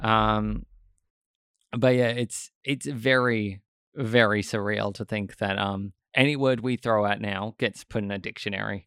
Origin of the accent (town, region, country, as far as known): Australia